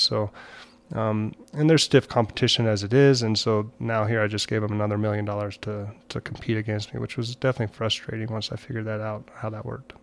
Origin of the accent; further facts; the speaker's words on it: Montrose, Colorado, United States; I'm actually from Montrose, Colorado